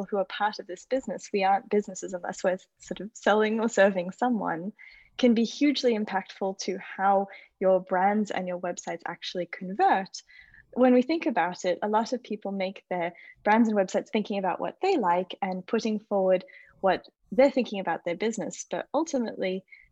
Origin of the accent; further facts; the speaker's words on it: Australia; moved away as an adult; also born or lived in United States; now in Paris, France; I'm originally from Australia. I moved to America when I was 18